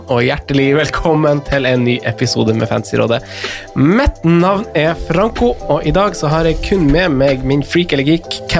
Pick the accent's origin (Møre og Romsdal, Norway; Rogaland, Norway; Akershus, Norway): Akershus, Norway; Lørenskog; vi er fra Lørenskog begge